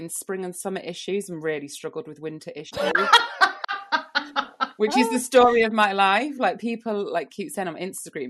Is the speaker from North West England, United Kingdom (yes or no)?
no; Lincoln, East Midlands, United Kingdom; I'm from Lincoln